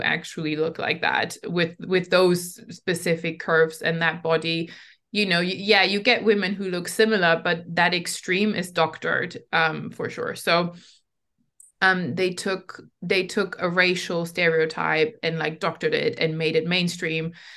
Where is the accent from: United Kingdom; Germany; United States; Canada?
Germany; I was growing up in Germany in the nineties as an immigrant.